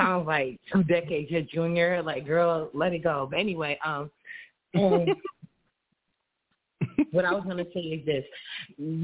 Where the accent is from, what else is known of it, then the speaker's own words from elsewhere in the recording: New York City, New York, United States; I'm from New York City.